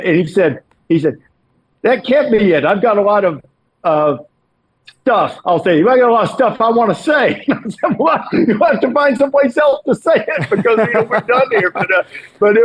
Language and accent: English; Alabama, United States; my home state